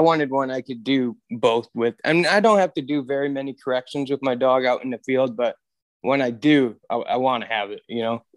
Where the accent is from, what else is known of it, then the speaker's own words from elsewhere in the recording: Michigan, United States; moved away as an adult; now in Williston, North Dakota, United States; I moved out of Michigan when I was about twenty-two, twenty-three